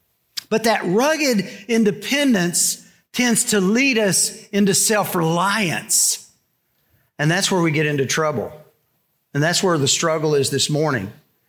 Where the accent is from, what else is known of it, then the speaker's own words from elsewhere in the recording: Texas, United States; You know, when I came here from Texas, one of the struggles I had was figuring out whether you guys were genuine or not.